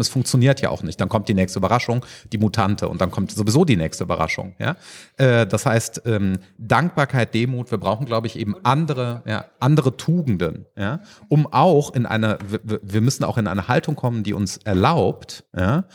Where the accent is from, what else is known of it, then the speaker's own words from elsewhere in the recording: Rhineland, Germany; als Rheinländer